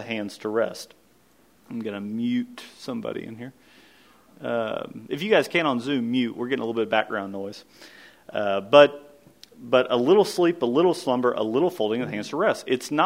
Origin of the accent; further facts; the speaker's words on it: Kentucky, United States; I grew up in Kentucky